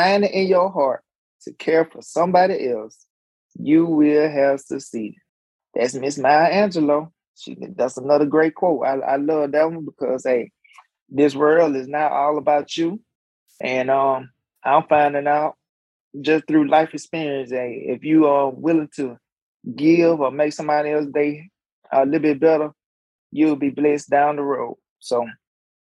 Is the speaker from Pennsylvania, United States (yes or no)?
no; Alabama, United States; I'm an old simple country fire Alabama boy.